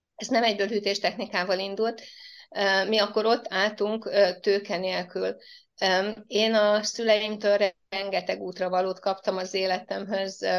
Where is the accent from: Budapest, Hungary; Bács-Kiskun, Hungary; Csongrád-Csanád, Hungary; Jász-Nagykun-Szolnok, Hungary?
Csongrád-Csanád, Hungary; Mártély; accent: ö-zés (speaking with ö instead of e); Én tőzsgyökeres Mártéi vagyok, itt éltek a szüleim is, és én is ide születtem